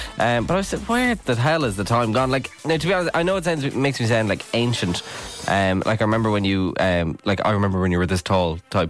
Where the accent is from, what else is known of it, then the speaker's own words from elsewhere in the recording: Ireland; Aren't we so lucky as Irish people?